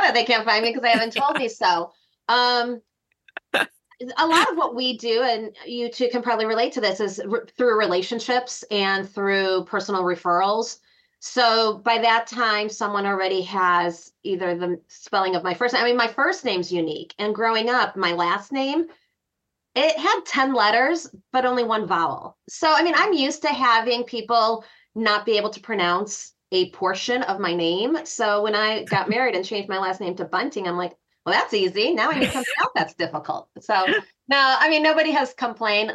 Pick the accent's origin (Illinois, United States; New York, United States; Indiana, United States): Illinois, United States; Chicago; I am from Chicago, but my heart is in Colorado.